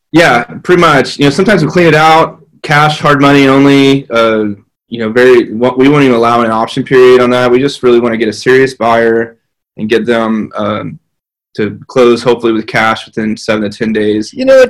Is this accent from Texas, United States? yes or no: yes; north of Odessa, West Texas, United States; moved away as an adult; also born or lived in College Station, Texas / Dallas, Texas; now in Waco, United States; born and raised in West Texas. Uh, if you go past my town in West Texas, you run into New Mexico. So we were way out there uh, north of Odessa